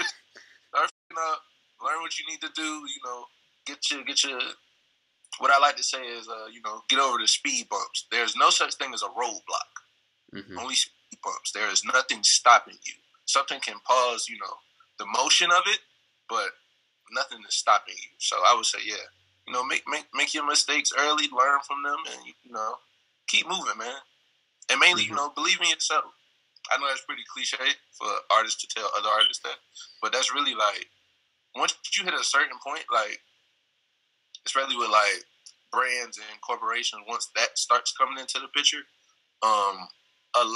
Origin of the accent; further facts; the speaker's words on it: Savannah, Georgia, United States; the nickname for my hometown is the Seaport, but because of the accent that we have, it comes off as Poe